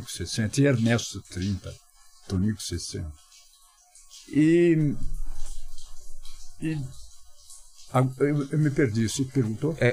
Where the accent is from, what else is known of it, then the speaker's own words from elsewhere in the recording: São Roque, São Paulo, Brazil; Saí de São Roque, fui trabalhar num banco em São Paulo